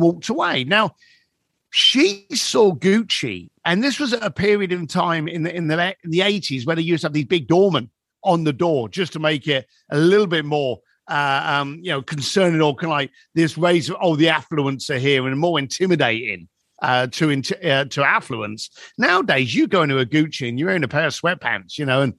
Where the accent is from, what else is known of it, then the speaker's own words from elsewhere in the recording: London, United Kingdom; moved away; I grew up in East London and it was a rough neighborhood